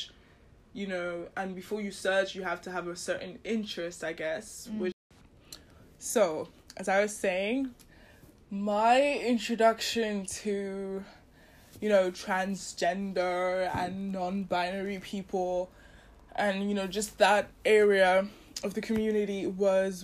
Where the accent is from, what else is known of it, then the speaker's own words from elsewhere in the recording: Nigeria; I grew up in Nigeria